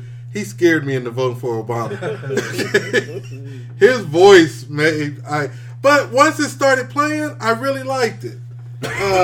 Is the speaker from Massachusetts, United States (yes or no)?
no; Kansas, United States; we're from Kansas